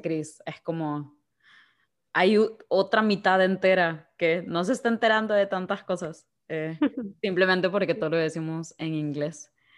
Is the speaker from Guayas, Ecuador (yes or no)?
yes; Guayaquil, Guayas, Ecuador; moved away as an adult; also born or lived in Belfast; de Guayaquil, Ecuador.